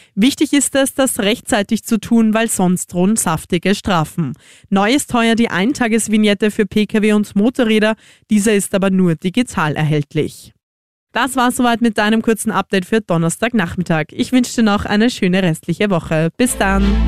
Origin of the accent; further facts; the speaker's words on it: Austria; bei uns in Österreich